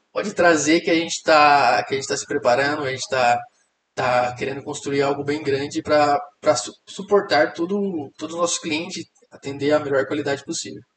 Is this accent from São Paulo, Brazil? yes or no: no; interior of Mato Grosso, Brazil; moved away; eu vim do interior do Mato Grosso, né, uma cidade muito pequena